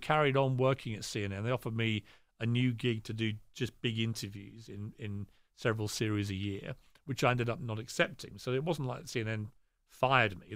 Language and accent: English; United Kingdom; I'm very British